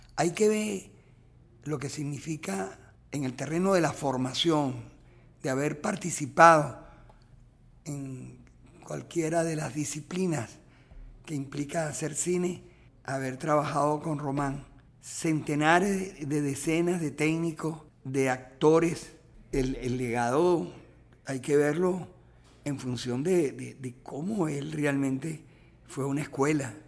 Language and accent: Spanish; Venezuela; como cineasta y como venezolano